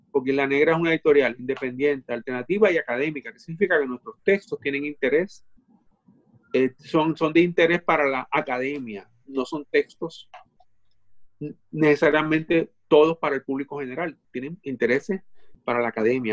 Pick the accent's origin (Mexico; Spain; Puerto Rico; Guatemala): Puerto Rico; born or raised there; also born or lived in Dominican Republic